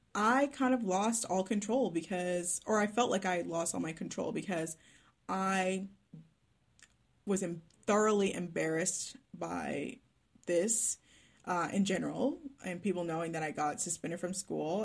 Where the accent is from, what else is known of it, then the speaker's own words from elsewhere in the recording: Dallas, Texas, United States; first language English; moved away as an adult; now in Melbourne, Australia; I am from Dallas, Texas, but I now live in Melbourne, Victoria, Australia